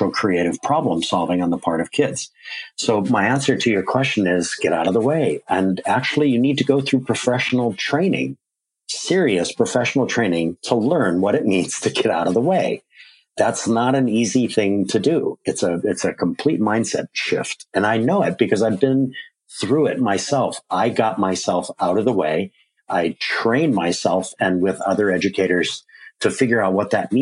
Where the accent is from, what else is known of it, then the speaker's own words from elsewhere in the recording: Hawaii, United States; my home state of Hawaii